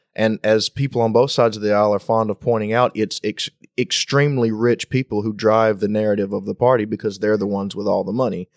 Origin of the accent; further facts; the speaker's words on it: United States; as an American